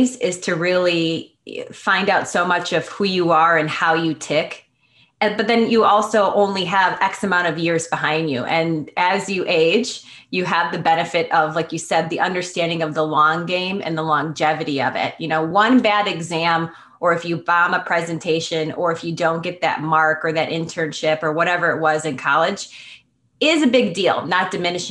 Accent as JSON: {"language": "English", "town": "Schaumburg", "region": "Illinois", "country": "United States", "tie": "born or raised there", "said": "I grew up in Schaumburg, which is a big suburb in Chicago"}